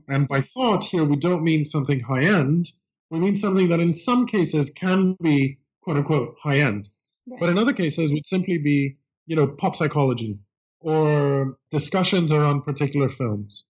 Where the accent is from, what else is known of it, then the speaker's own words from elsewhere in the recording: Greece; English is a second language; moved away as an adult; now in United States; I grew up in Greece uh, and came to college in the United States